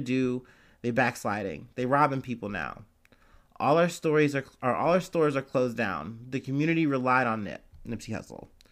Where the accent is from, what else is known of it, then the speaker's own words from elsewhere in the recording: Ohio, United States; accent: Ohio; my Ohio accent